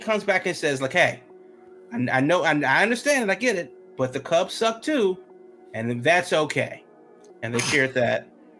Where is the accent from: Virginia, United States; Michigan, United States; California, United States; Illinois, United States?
Illinois, United States; Chicago; I'm just here to tell you that I love you too, though I'm from Chicago.